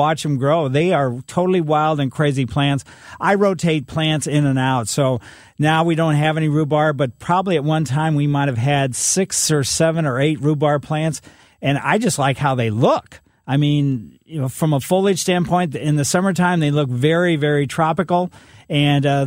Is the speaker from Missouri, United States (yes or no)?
yes; Ellisville, Missouri, United States; my grandmother growing up in Ellisville, she lived across the street from us.